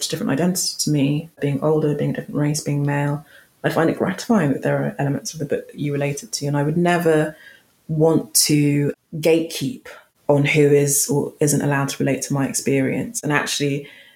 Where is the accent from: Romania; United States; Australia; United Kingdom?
United Kingdom; London; accent: London, quite posh; My accent isn't particularly noteworthy. It's just a bog standard, quite, you know, London, quite posh accent.